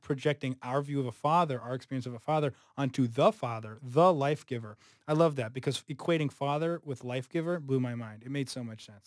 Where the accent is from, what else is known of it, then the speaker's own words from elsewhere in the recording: Southern California, United States; now in Chicago, United States; I'm from Southern California.